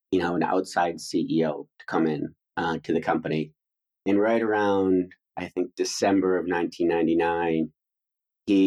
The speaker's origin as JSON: {"language": "English", "town": "Detroit", "region": "Michigan", "country": "United States", "tie": "born or raised there", "also_born_or_lived": "East Coast", "moved": "as an adult", "said": "I grew up outside of Detroit and went to college there."}